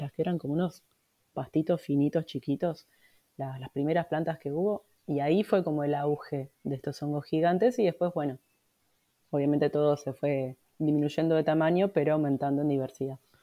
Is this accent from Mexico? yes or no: no; Buenos Aires, Argentina; moved away; Viviendo en Capital Federal tenés poco acceso, pues yo de chiquita vivía en Capital